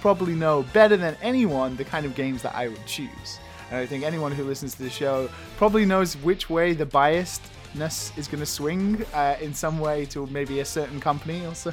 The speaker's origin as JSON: {"language": "English", "region": "England", "country": "United Kingdom", "said": "I'm from England"}